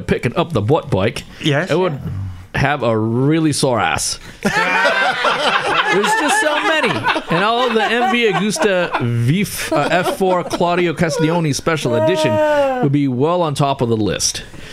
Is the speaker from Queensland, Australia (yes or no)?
yes; Queensland, Australia; I'm from South Queensland, Australia.